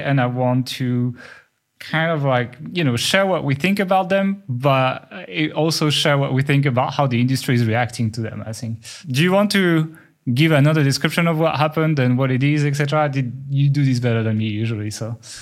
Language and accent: English; France; accent: French; my French accent